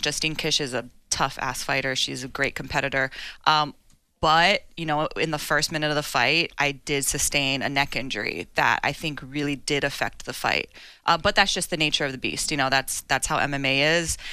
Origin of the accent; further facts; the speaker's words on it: Hawaii, United States; my hometown.